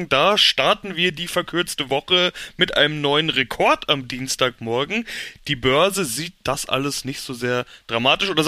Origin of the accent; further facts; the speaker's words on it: Germany; der uns als Deutsche am nächsten ist.